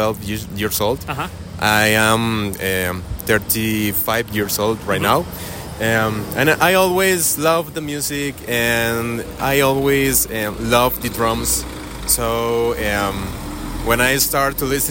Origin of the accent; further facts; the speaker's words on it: Costa Rica; English is a second language; So I'm from Costa Rica